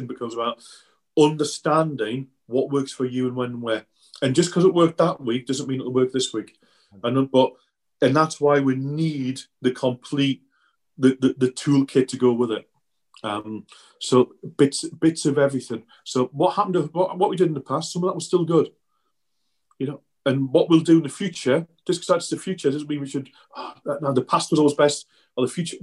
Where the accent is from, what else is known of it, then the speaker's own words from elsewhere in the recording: the Northeast, North East England, United Kingdom; I grew up in the Northeast. My uncle was a joiner, worked on the shipyards, Swan Hunters, on the River Tyne there